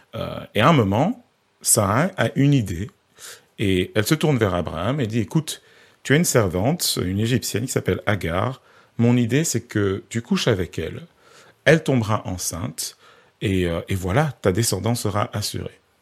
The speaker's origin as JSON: {"language": "French", "country": "Belgium", "said": "je, je suis pas français, hein, je suis belge"}